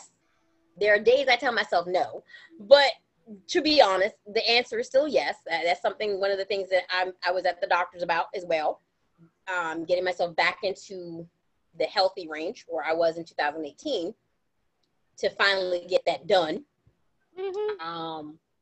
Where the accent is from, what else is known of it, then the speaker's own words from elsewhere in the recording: United States; I know I'm an American. I'm reminded every time I leave this country that I'm an American